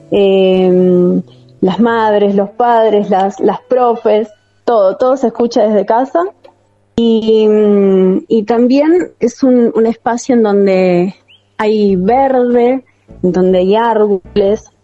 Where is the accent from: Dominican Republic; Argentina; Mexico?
Argentina; San Miguel, Buenos Aires Province; Nací acá en San Miguel y hace 34 años que vivo en el mismo lugar en San Miguel.